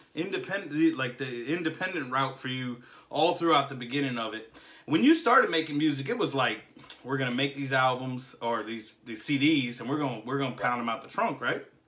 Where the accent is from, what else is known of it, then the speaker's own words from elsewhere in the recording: Jacksonville, Florida, United States; I'm from Jacksonville, Jacksonville, Florida